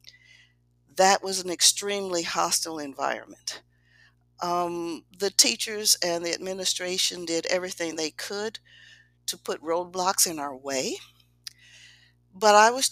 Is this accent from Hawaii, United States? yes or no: no; Kansas City, Missouri, United States; I was born in Kansas City, Missouri, a child of segregation. I started off in a little community of Black people